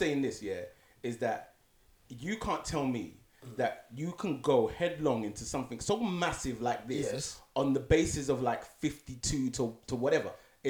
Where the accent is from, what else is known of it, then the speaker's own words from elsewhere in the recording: United Kingdom; This is written in law, but you know, we're the British.